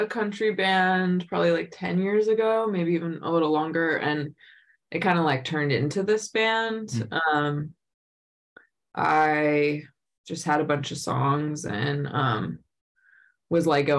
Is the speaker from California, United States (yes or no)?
yes; Los Angeles, California, United States; Yeah, born and raised here.